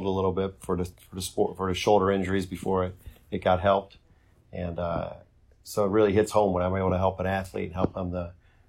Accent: Bedford, Ohio, United States; I was grew up in Bedford and went to Chanel for high school

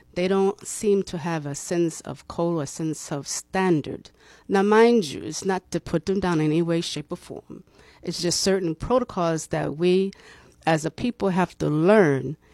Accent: Boston, Massachusetts, United States; also born or lived in Cleveland, Ohio; now in Tallahassee, United States; I am from Boston, Massachusetts.

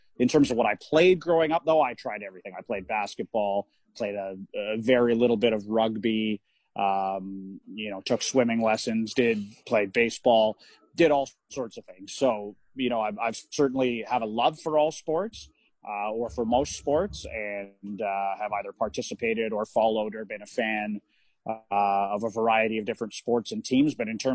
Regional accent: Vancouver, British Columbia, Canada; I'm born and raised in the Vancouver area in Western Canada and British Columbia.

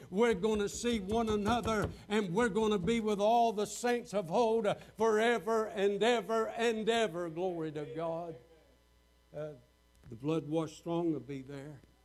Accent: Waycross, Georgia, United States; I'd started a church down in Waycross, Georgia, my hometown

